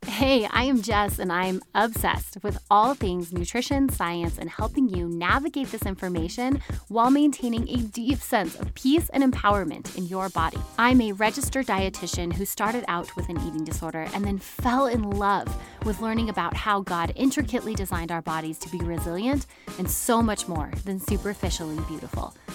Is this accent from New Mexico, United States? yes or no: yes; New Mexico, United States; right here in my home state, Santa Fe, New Mexico